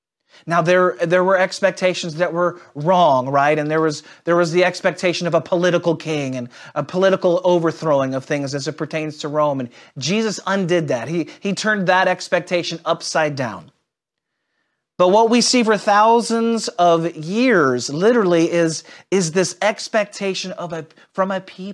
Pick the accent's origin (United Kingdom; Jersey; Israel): Israel; As a Jew growing up in Israel, there isn't this idea of compartmentalized faith that most of us have experienced in the West.